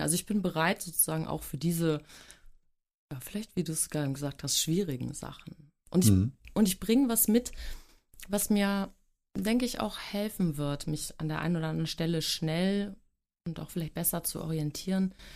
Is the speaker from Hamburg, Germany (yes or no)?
yes; Hamburg, Germany; also born or lived in Glückstadt; Ich bin sogar geborene Hamburgerin